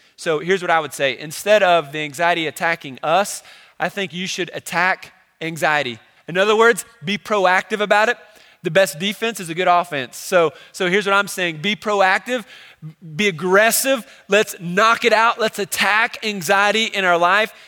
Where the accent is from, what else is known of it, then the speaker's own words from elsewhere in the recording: Cincinnati, Ohio, United States; I grew up in Cincinnati, Ohio